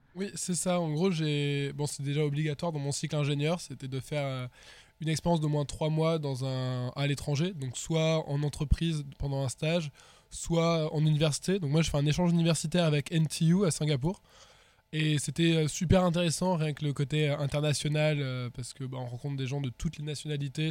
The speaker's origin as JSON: {"language": "French", "town": "Perpignan", "region": "Occitania", "country": "France", "also_born_or_lived": "Toulouse", "moved": "yes", "said": "je viens du sud, je viens de Perpignan"}